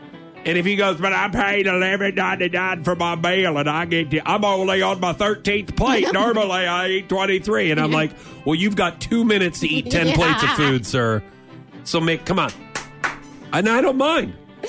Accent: St. Louis, Missouri, United States; growing up in St. Louis

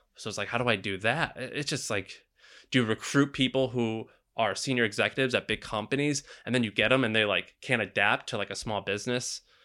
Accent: Missouri, United States; now in San Francisco, United States; I'm from Missouri

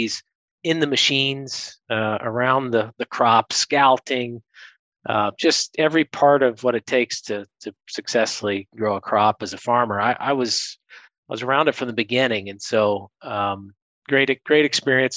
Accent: South Central Ohio, United States; moved away as an adult; I come from Southern Ohio, South Central Ohio, where my dad and uncle and family have had a couple generation corn, soybean, and wheat farm. And so agriculture is in our DNA. It's who we are. It's how we think. It's what we do. And so first 18 years of my life were really spent around the farm

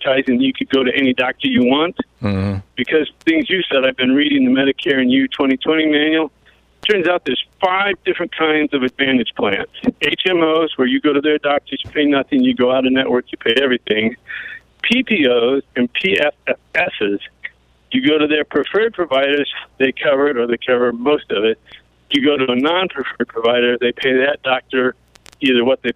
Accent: Columbus, Ohio, United States; now in Cleveland, United States; I'm actually from Columbus

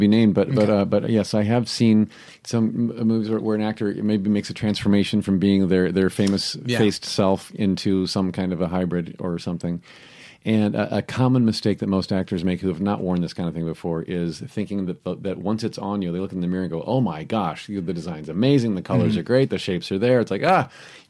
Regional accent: United States; but we're all American.

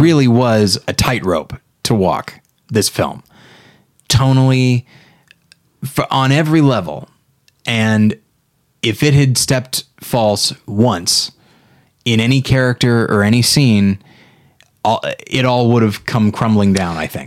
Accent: Taft, California, United States; moved away; When I returned back as a grown-up, I was astonished at how tiny my hometown

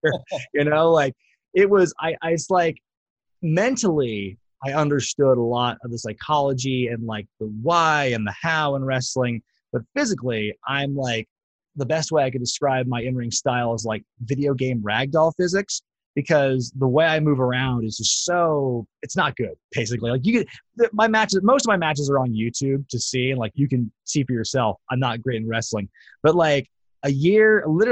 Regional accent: Portland, Oregon, United States; also born or lived in Eugene, Oregon; Buddy and Ed had a wrestling school like in my hometown of Portland

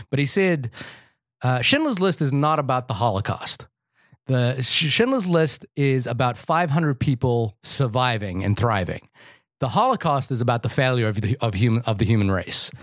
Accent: New Zealand; I'm a New Zealander

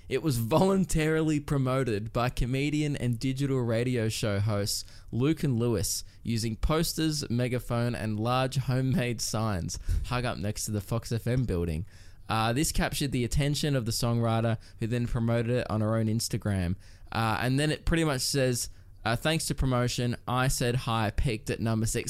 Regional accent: Melbourne, Victoria, Australia; growing up in Melbourne

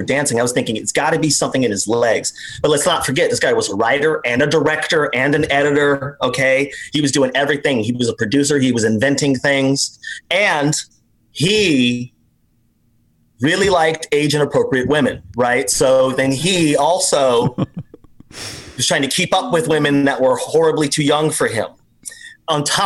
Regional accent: Las Vegas, Nevada, United States; now in Los Angeles, United States; I grew up in a mostly black brown neighborhood in Las Vegas, Nevada.

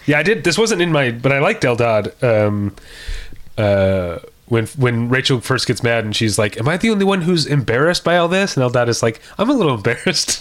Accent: Missouri, United States; I was from Missouri

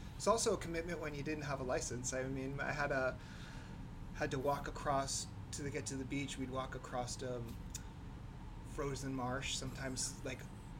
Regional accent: New Hampshire, United States; So yeah, I grew up in New Hampshire. My daughter's fifth generation in our house, so nice. We have some Northeast roots.

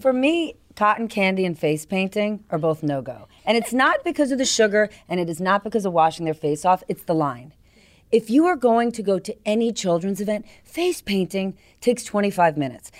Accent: New Jersey, United States; moved away; I grew up in New Jersey

